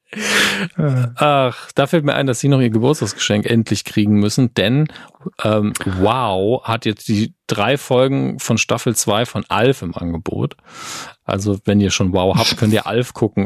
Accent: Merzig, Saarland, Germany; moved away; Ist ja meine alte Heimat

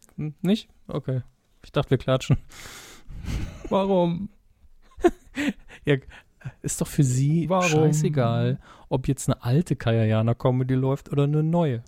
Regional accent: Saarland, Germany; als Saarländer

